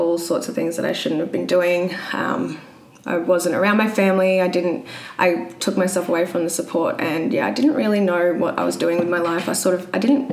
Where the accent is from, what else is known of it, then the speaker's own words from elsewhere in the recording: Brisbane, Queensland, Australia; I'm from Brisbane